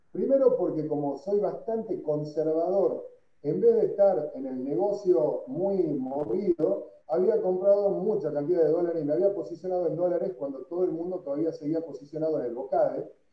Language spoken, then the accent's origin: Spanish; Tucumán, Argentina; soy un tucumano, ante todo